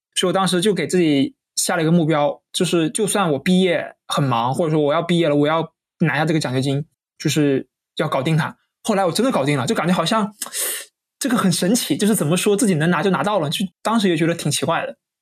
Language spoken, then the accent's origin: Chinese; Hainan, China; 因为我是海南人嘛